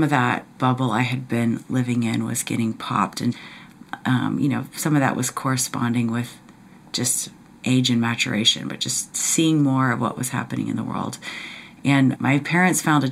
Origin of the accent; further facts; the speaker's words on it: Cincinnati, Ohio, United States; moved away as an adult; also born or lived in Indiana; I was born in Indiana, but I spent most of my childhood in Cincinnati, Ohio